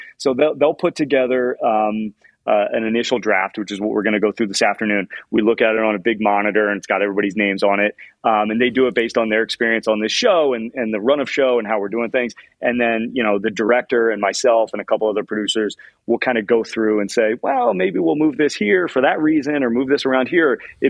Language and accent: English; Indianapolis, Indiana, United States; You know, I'm a giant Indianapolis Colts fan. I grew up in Indianapolis.